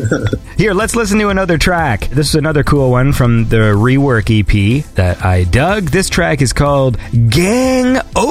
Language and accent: English; Canada; now in Toronto, Canada